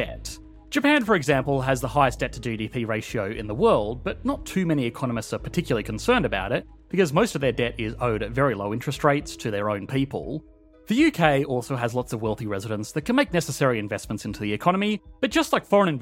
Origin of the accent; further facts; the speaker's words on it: Australia; as an Australian